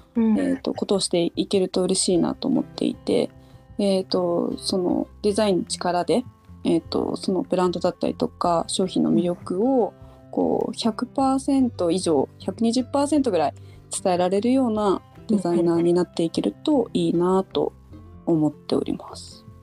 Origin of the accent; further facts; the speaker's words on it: Shiojiri, Nagano, Japan; moved away as an adult; also born or lived in Tokyo; 私はですね長野県の塩尻市出身で、えー、高校卒業後東京に行き最近までずっと東京で